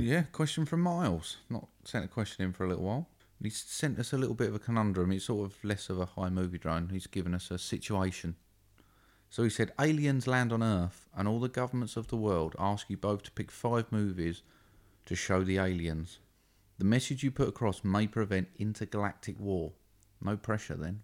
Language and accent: English; United Kingdom; we're British